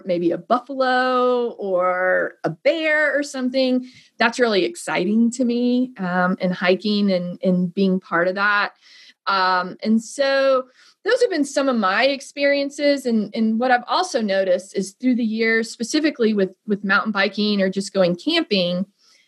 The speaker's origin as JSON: {"language": "English", "region": "Northern Indiana", "country": "United States", "tie": "born or raised there", "moved": "yes", "said": "I'm originally from Northern Indiana. I grew up on a large farm."}